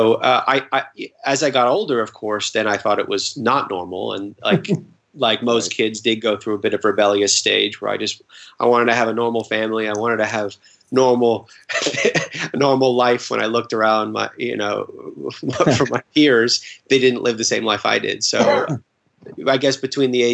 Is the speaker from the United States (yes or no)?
no; London, United Kingdom; I was born in London